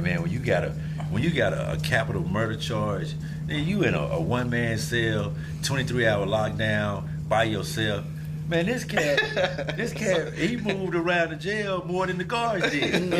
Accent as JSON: {"language": "English", "region": "a small town in Oklahoma", "country": "United States", "tie": "born or raised there", "said": "I come from a little small-ass town, Oklahoma. Like, it's maybe 12,000 people."}